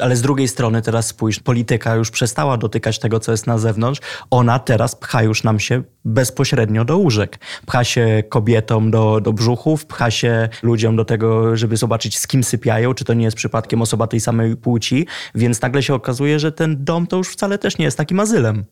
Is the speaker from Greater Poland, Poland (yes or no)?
no; Lublin, Lublin Voivodeship, Poland; now in Warsaw, Poland; odkąd wyjechałem z Lublina i przeprowadziłem się do Warszawy